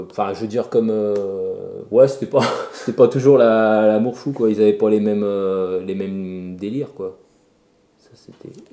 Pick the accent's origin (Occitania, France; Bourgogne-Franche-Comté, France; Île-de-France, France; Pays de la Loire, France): Pays de la Loire, France; Le Mans; je rentrais chez moi au Mans